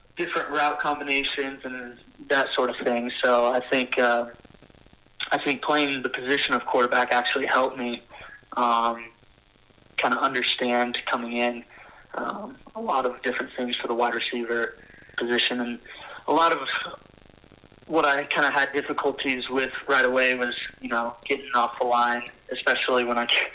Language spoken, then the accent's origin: English; Loveland, Colorado, United States; moved away as an adult; also born or lived in Laramie, Wyoming; I grew up in Loveland, Colorado, went to Loveland High School